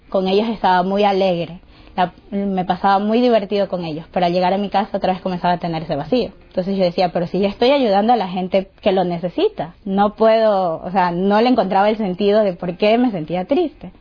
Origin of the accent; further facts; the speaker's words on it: Guayaquil, Guayas, Ecuador; soy de Guayaquil, Ecuador